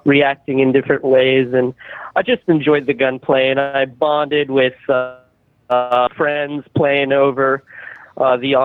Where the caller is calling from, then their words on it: New York City, New York, United States; I'm calling from New York City.